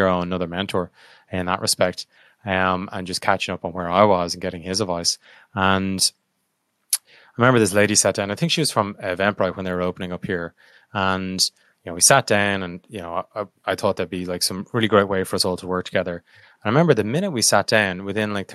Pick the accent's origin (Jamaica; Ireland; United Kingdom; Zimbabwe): Ireland; I'm Irish